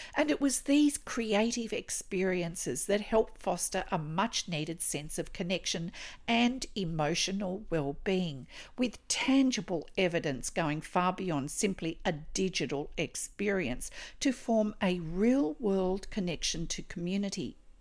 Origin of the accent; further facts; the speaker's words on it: Australia; I'm an Australian textile artist